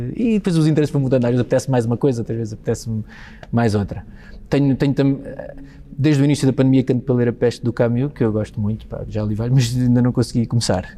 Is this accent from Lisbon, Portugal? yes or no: yes; Almada, Lisbon, Portugal; não penso na minha terra, ou seja, não penso em Almada